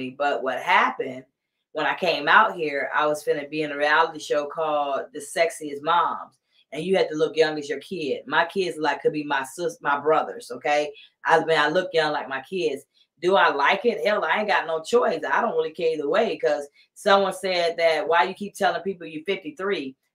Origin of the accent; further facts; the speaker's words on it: Southern United States, United States; Like I'm from the South and I'm 53 years old and I still say yes, ma'am, no, ma'am, yes, sir, no, sir